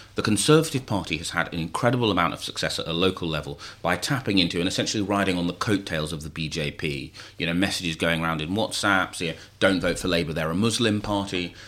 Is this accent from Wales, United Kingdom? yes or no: no; London, United Kingdom; my hometown of Burn Bethnal Green